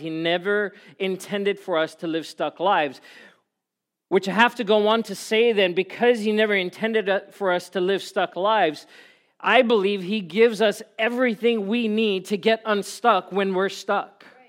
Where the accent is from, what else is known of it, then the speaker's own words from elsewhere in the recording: South Africa; moved away; I grew up in South Africa where it didn't really snow ever at all